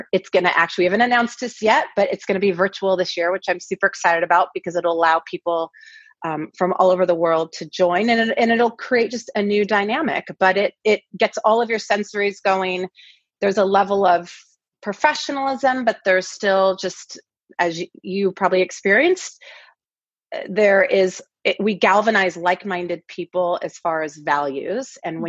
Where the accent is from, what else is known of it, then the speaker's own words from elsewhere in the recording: Pacific Northwest, United States; now in Los Angeles, United States; I grew up in the Northwest, and we've been in LA now for about 10 years.